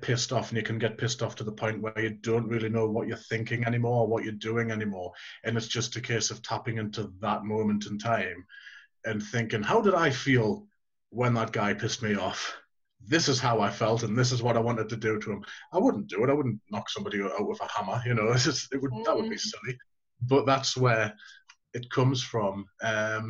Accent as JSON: {"language": "English", "town": "Gateshead", "region": "North East England", "country": "United Kingdom", "tie": "born or raised there", "also_born_or_lived": "Northumberland", "said": "where I grew up was near that area. I was born in Gateshead"}